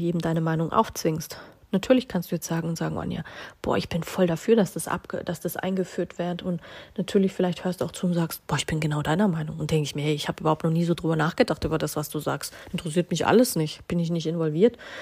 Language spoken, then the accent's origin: German; Bavaria, Germany; Wir haben in Bayern das Sprichwort